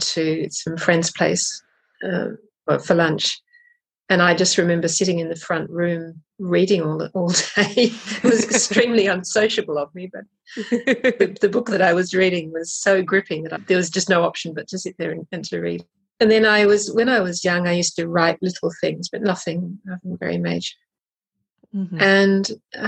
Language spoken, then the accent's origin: English; Australia; moved away as an adult; now in Paris, France; So I'm Australian.